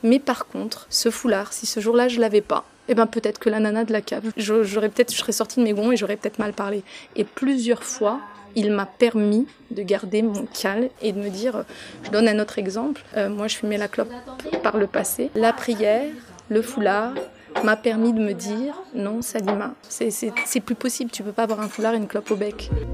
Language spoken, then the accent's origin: French; France; je suis installée en France, j'ai grandi en France.